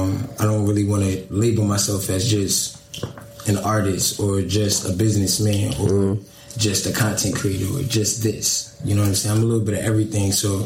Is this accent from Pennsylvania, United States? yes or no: yes; Willow Grove, Pennsylvania, United States; also born or lived in Philadelphia; I was born in Philadelphia, but I moved outside of Philadelphia to a place called Willow Grove. Okay. Call it the county. So that's where like my roots really started at.